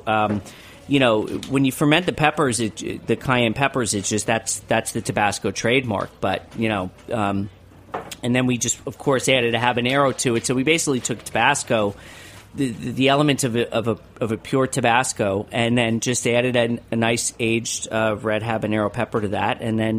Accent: New York, United States; I'm a New Yorker.

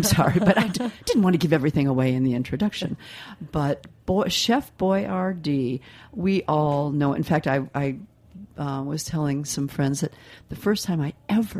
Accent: Midwest, United States; But for someone growing up in the Midwest where we didn't have pizza parlors on every corner

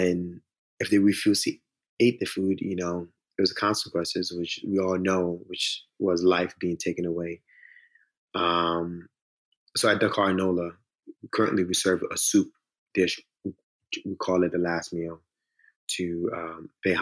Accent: United States; also born or lived in Senegal; now in New Orleans, United States; I grew up in the States

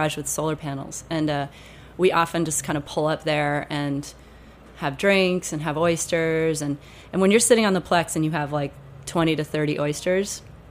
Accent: New England, United States; But you know, I'm from New England, so some of the traditions that we find we have, which we think are so interesting and new, are really just like Scottish or British traditions.

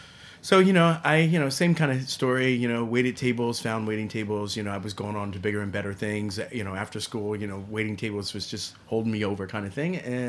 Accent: San Antonio, Texas, United States; also born or lived in Trenton; I was living in San Antonio. My mother, I was born in Trenton, New Jersey. My mom was really, she fell in love with Texas.

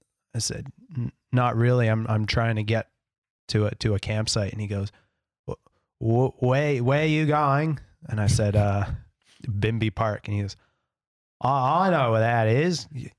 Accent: Canada; now in Australia; he asked me where I'm from and I said Canadian.

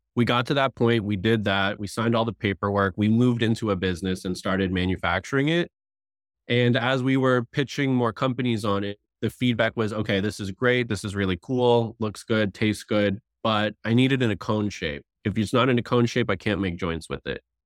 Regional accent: South Florida, United States; I grew up in South Florida

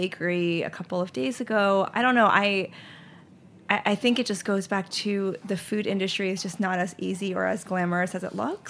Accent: Charlotte, North Carolina, United States; also born or lived in Lehigh Valley, Pennsylvania; I grew up in Charlotte, North Carolina.

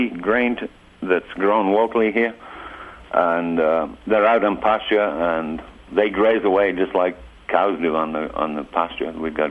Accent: England, United Kingdom; I'm from England originally, and I worked with cattle all over the world.

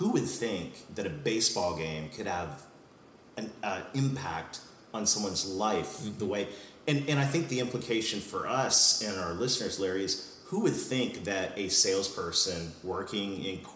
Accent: Canada; I'm Canadian.

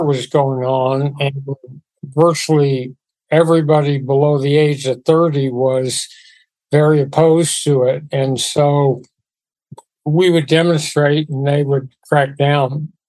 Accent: Los Angeles, California, United States; I grew up in West Los Angeles to a father who was a school teacher and then principal of a couple big high schools, Fairfax High School

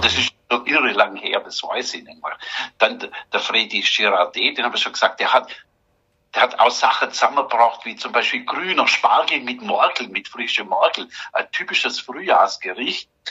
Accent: Germany; bei uns in Deutschland

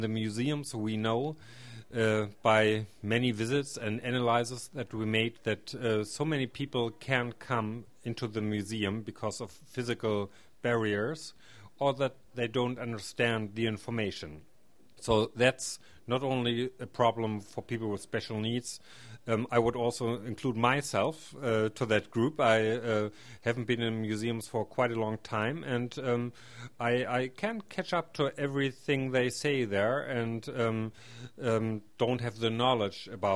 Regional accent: Schwerin, Mecklenburg-Vorpommern, Germany; I come from the Schwerin area, which is close to Hamburg in Germany.

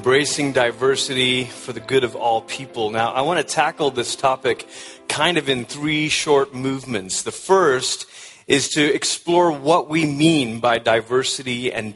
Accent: Malaysia; moved away; I was born in Malaysia, which is about as far as you can go on the other side of the world before you start coming back around

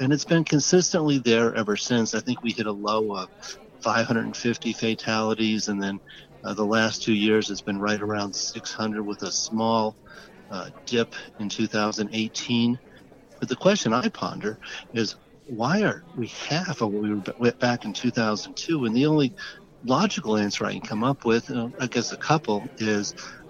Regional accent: Colorado, United States; I'm from Colorado.

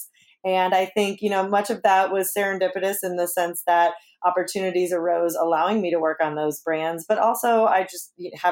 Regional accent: Chicago, Illinois, United States; now in Ohio, United States; I'm actually a Buckeye by choice, not by birth. I'm a Chicago native

